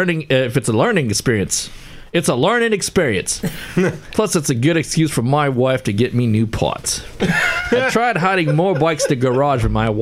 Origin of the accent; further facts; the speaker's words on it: Queensland, Australia; I'm from South Queensland, Australia.